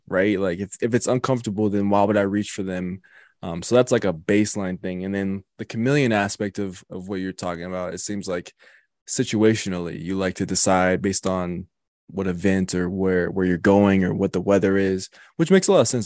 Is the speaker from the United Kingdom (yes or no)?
no; Colorado, United States; also born or lived in Wisconsin; I'm, I'm from and born and raised in Colorado